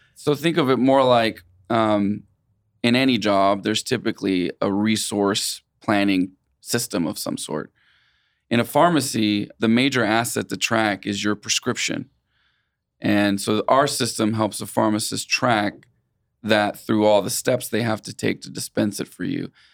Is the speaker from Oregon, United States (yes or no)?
no; Wichita, Kansas, United States; also born or lived in Puerto Rico; I consider Wichita my hometown, even though I was born in Puerto Rico.